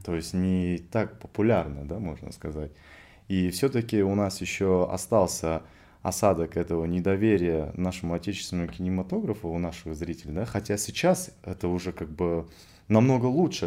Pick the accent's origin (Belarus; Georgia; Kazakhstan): Kazakhstan; я из Казахстана